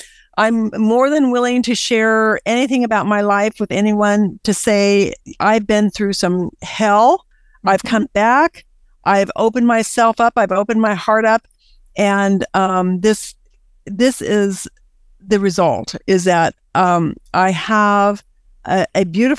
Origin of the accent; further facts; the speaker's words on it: United States; my heart is I'm an American.